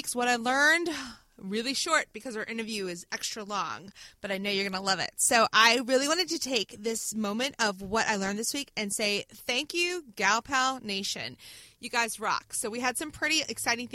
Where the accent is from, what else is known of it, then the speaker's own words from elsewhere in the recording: Hampton Roads, Virginia, United States; my hometown of Hampton Roads